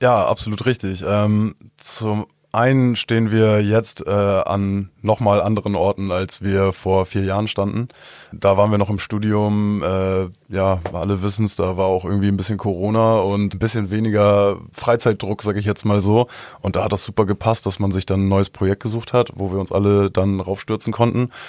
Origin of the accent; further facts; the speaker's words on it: Albersdorf, Schleswig-Holstein, Germany; ich komme ursprünglich aus Albersdorf